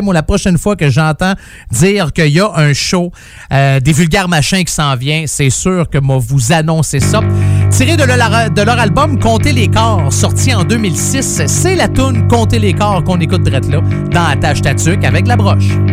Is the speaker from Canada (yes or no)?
yes; Saint-Jérôme, Quebec, Canada; ma ville natale au mois de mai à Saint-Jérôme.